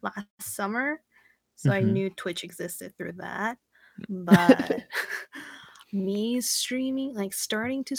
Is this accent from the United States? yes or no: no; Canada; I'm from Canada